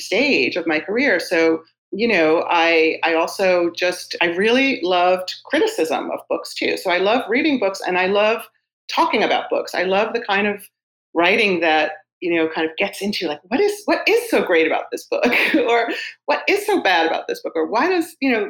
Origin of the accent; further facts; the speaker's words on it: New York City, New York, United States; I grew up in Queens in a book loving house